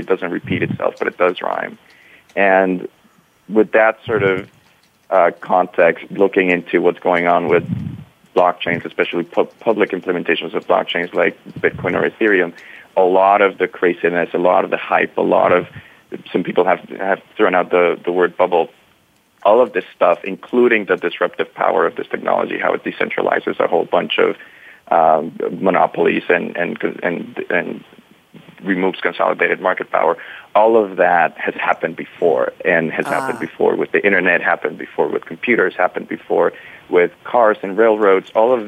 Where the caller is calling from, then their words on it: Tallinn, Harju County, Estonia; I am in Tallinn, Estonia, where it's very dark and snowy.